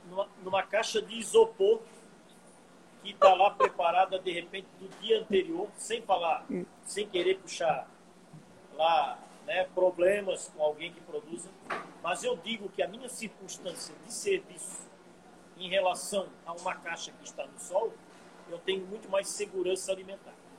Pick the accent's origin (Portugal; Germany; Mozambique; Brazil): Brazil; nós nós, como brasileiros